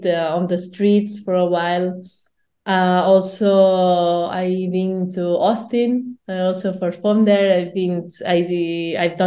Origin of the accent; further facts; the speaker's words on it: Barcelona, Catalonia, Spain; I'm from Barcelona